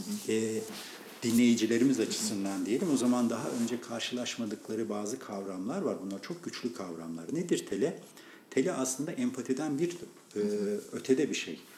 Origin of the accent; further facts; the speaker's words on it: Erzincan, Turkey; moved away; ben memleketimden bilirim. Bizim Erzincan'da böyle çok verimli olan bir bölge vardı.